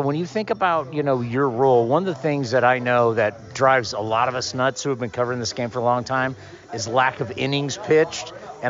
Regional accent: San Diego, California, United States; moved away; I grew up in San Diego.

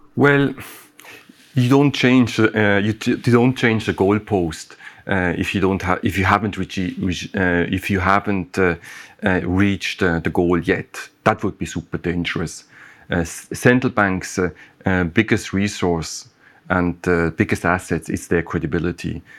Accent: Switzerland; my home country

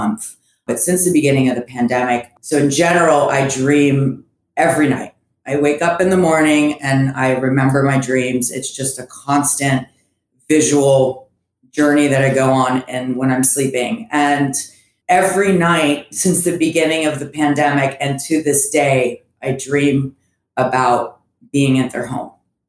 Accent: Orlando, Florida, United States; also born or lived in Antwerp, Belgium / Gainesville, Florida / Fort Lauderdale, Florida / Miami, Florida; growing up in Florida is definitely its own thing

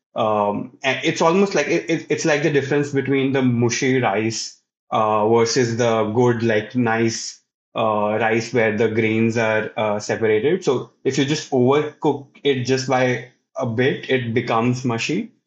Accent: Punjab, India; I am from Uh, this state in India called Punjab, uh, which is, uh, in North India

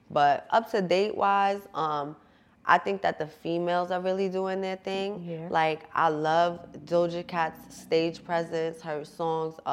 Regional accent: Jersey City, New Jersey, United States; also born or lived in Bergen County, New Jersey; I come from Jersey City, grew up in Conneaut, grew up in Bergen County, so I kind of bounced all over

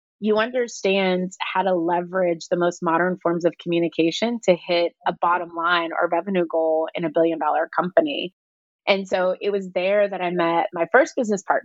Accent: Texas, United States; also born or lived in Germany / Abilene / Austin / Houston; we moved to Texas, and I really grew up throughout different parts of Texas, from Abilene to Austin to Houston

